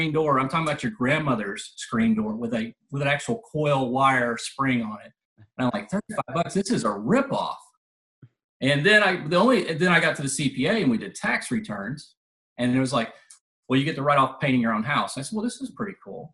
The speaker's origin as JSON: {"language": "English", "town": "Mobile", "region": "Alabama", "country": "United States", "said": "I'm from Mobile, Alabama, down on the Alabama Gulf Coast"}